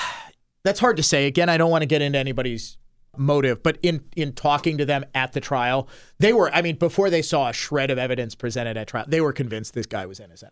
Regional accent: Milwaukee, Wisconsin, United States; growing up in the Milwaukee area

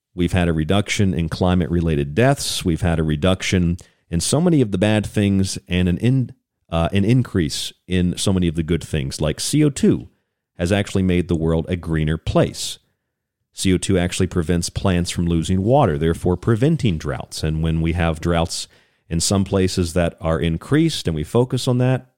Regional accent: St. Petersburg, Florida, United States; I grew up in Florida

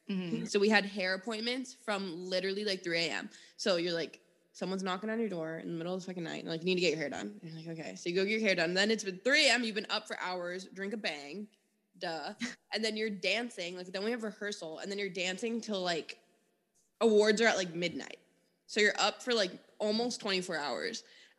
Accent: Miami, Florida, United States; like I'm from Miami and we'd go to Orlando.

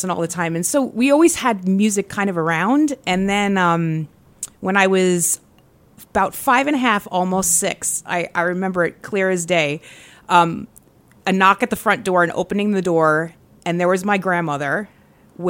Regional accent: Massapequa Park, New York, United States; moved away; I'm originally from Massapequa Park, Long Island, in New York

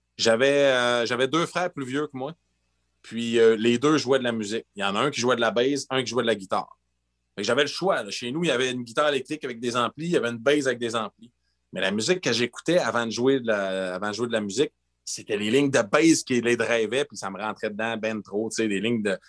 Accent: Fermont, Quebec, Canada; born or raised there; also born or lived in Gagnon, Quebec

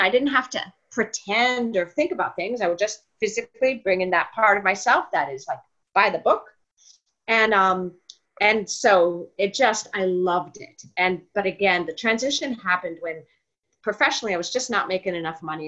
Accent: New York, United States; moved away; I'm from New York. My father was actually an actor. So oh, and okay. So I grew up around it.

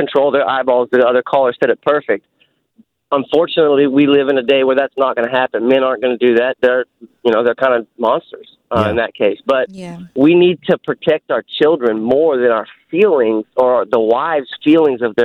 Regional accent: Alabama, United States; moved away as an adult; now in Fremont, United States; I'm from Alabama

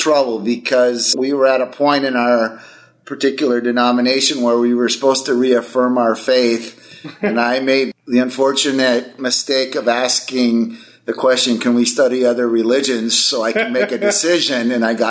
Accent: Milwaukee, Wisconsin, United States; I grew up in Milwaukee, Wisconsin. So I'm a cheesehead, diehard Packer fan.

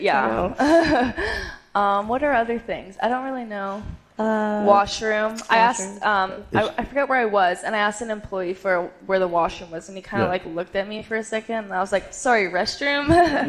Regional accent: Canada; now in College Station, United States

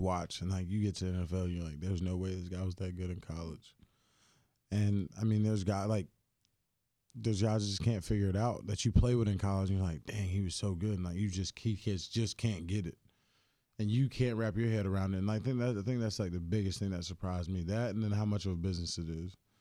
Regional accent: Greensboro, North Carolina, United States; now in Houston, United States; when I grew up, the farm league team, we were the Greensboro Bats

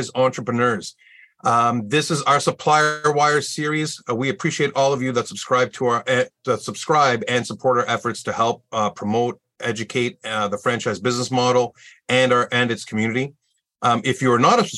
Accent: Canada; I am your Canadian guest host today.

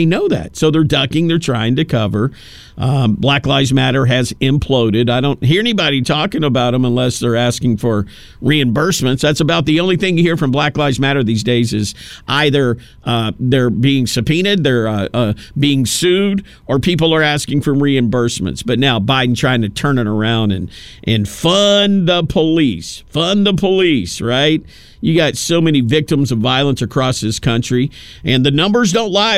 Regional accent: Tennessee, United States; my home state, Tennessee.

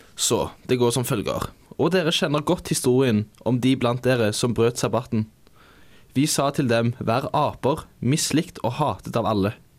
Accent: Rogaland, Norway; som du nok hører, så er jeg fra Rogaland.

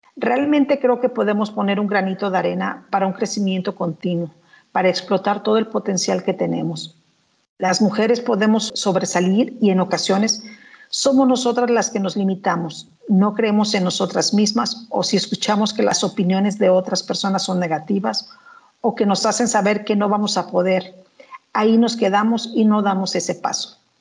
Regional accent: Coatepec, Veracruz, Mexico; also born or lived in United States; Soy originaria de Coatepec, Veracruz, uno de los estados emblemáticos en la producción del café

